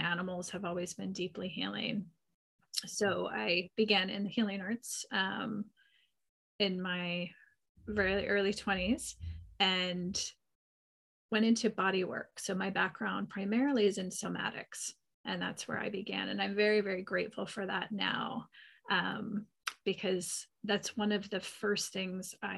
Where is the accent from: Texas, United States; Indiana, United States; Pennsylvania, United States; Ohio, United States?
Pennsylvania, United States; now in Northern California, United States; I grew up in Pennsylvania